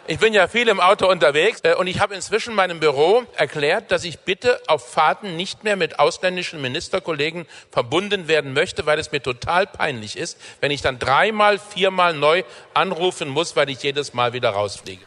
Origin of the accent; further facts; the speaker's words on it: small town in Bavaria, Germany; moved away; Das ist ja mein, mein Geburtsort